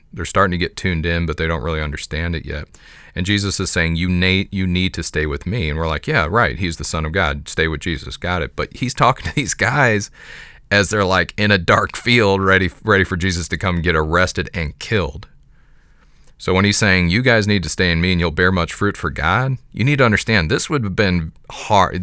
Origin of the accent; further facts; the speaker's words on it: Jefferson County, Missouri, United States; I was raised in Jefferson County, which is, doesn't have, at the time I was living there, did not have the distinction of being rural